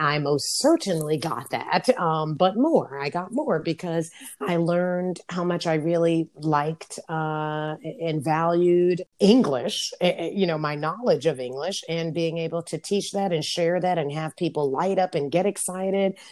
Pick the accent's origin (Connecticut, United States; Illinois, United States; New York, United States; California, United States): New York, United States; also born or lived in Japan / Barcelona, Spain; I ever knew as an American. Because here in America, especially being in New York